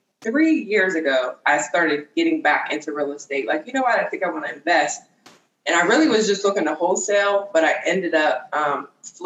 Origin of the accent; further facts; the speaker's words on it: Pittsburgh, Pennsylvania, United States; moved away as an adult; also born or lived in California; now in Pittsburgh, United States; So I used to live in California, so I'm from Pittsburgh, and I moved to California